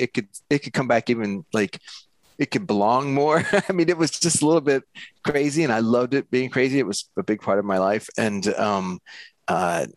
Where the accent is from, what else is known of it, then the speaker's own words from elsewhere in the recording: Louisville, Kentucky, United States; moved away as an adult; also born or lived in Bloomington, Indiana; now in Los Angeles, United States; I grew up in Kentucky, in Louisville